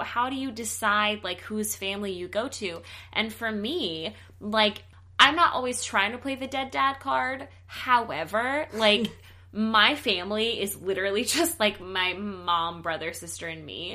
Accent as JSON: {"language": "English", "region": "the South", "country": "United States", "moved": "yes", "lives_now": "Los Angeles, United States", "said": "I'm from the South"}